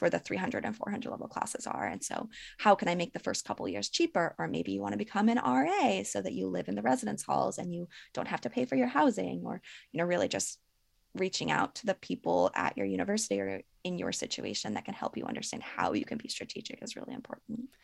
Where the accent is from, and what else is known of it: Ohio, United States; born or raised there; also born or lived in Vermont / West Virginia / Colorado / Ecuador